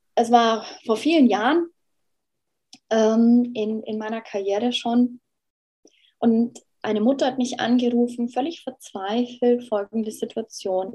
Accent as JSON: {"language": "German", "country": "Germany", "said": "wir als Deutsche"}